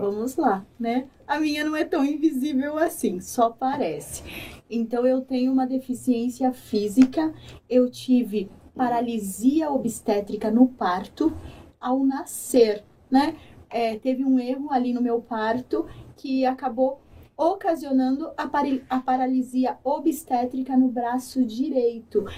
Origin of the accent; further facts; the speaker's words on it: São Paulo, Brazil; Eu sou de São Paulo